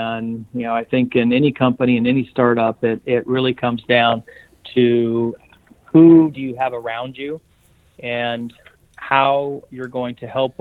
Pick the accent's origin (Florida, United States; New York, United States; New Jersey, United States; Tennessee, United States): Florida, United States; now in California, United States; I'm actually from Florida